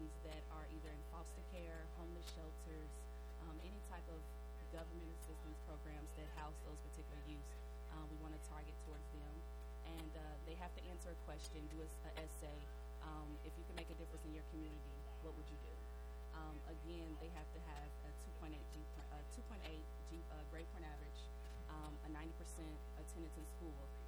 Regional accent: Louisville, Kentucky, United States; accent: New York; moved away as an adult; also born or lived in New York; I grew up in the West End. I grew up in Village West

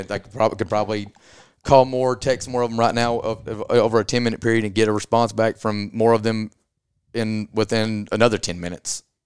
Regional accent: Southeast Kentucky, United States; I'm from, I'm from Southeast Kentucky, so I'm from Appalachia

